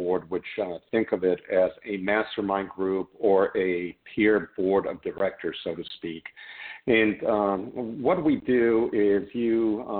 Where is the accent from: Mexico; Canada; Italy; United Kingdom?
Mexico; Mexico City; moved away as an adult; now in United States; I was born and raised in Mexico City